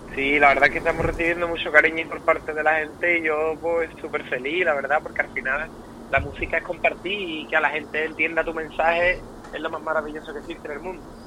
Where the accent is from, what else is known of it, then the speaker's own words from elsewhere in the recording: Rota, Andalusia, Spain; accent: gaditano; soy roteño, un pueblo de Cádiz